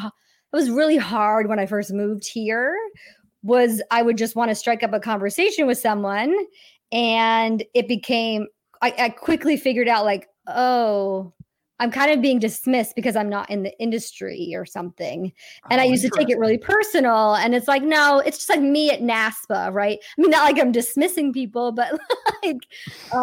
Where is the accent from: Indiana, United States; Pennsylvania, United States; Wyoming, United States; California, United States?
Wyoming, United States; now in Los Angeles, United States; I'm from Wyoming